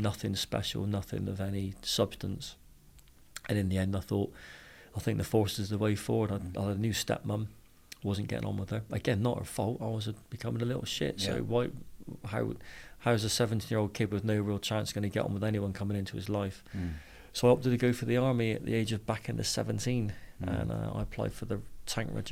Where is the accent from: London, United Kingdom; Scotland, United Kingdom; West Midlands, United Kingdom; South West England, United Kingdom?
South West England, United Kingdom; Bristol; accent: Bristol; I grew up in Bristol, as you can tell by the accent